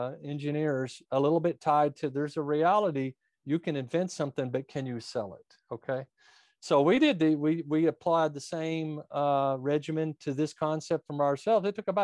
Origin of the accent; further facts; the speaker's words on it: United States; So I was born and raised quite a bit north of here, right at the edge of Kentucky